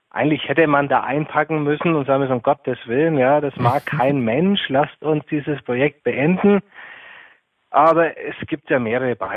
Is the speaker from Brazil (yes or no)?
yes; Brazil; German is a second language; now in Germany; Und ich als Kind bin aufgewachsen in Brasilien mit Kokoswasser. Und auch wenn ich krank war, habe ich von der Oma immer Kokoswasser bekommen und von meiner Mutter.